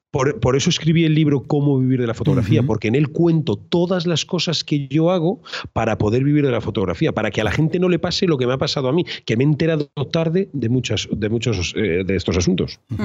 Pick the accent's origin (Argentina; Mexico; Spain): Spain; Cuenca, Castilla-La Mancha; also born or lived in Madrid; now in Tenerife, Spain; yo soy de Cuenca y era maestro en Madrid y ahora soy fotógrafo y vivo en Tenerife